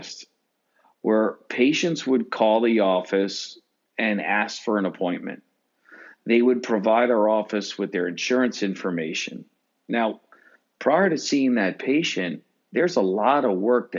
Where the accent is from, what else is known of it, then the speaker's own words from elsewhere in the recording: Long Island, New York, United States; I grew up in Long Island